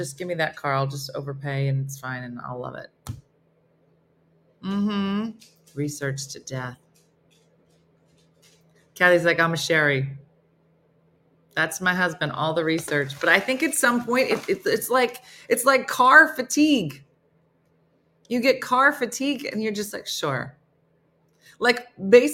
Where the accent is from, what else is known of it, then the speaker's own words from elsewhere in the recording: New Jersey, United States; I'm from New Jersey